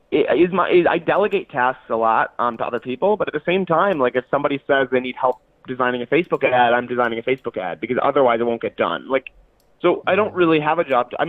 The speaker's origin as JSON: {"language": "English", "town": "Detroit", "region": "Michigan", "country": "United States", "said": "I'm from Detroit, Michigan, and I'm seeking $50,000 for 25% of my company, Brew."}